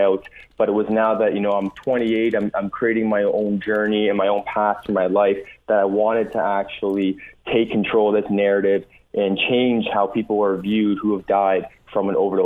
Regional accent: Dundas, Ontario, Canada; I grew up in Dundas, my brother and me

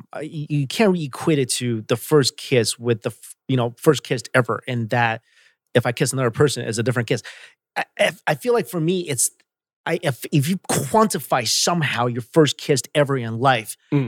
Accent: New York, United States; moved away; I'm from New York

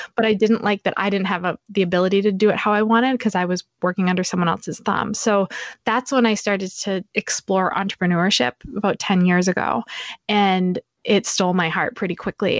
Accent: New Hampshire, United States; also born or lived in Boston; I grew up in New Hampshire

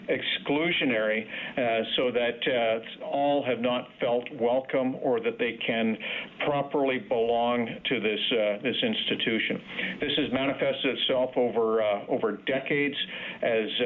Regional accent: Canada; us as a country and as a Canadian Armed Forces are facing a confluence of challenges

